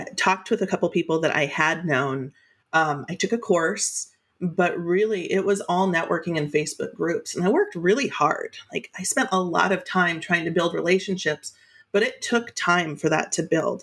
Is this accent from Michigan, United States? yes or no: no; Alaska, United States; I grew up in Alaska in a really small touristy town.